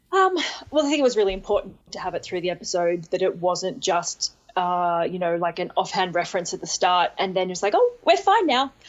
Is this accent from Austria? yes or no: no; Australia; I'm, like, the second Australian then.